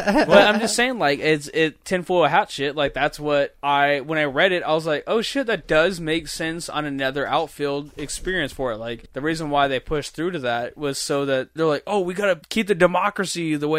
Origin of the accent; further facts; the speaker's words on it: United States; as an American.